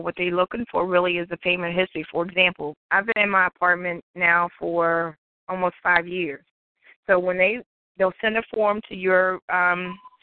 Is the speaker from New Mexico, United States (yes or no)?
no; Ohio, United States; moved away; I'm from Ohio originally